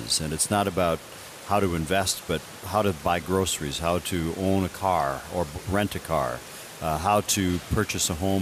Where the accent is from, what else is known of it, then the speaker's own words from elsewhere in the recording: Gladstone, Michigan, United States; I grew up in the Upper Peninsula of Michigan. We are known as Upers